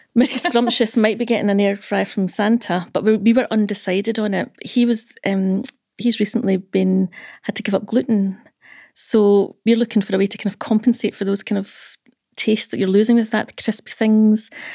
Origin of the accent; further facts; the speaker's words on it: Dumfries, Scotland, United Kingdom; I'm from Dumfries.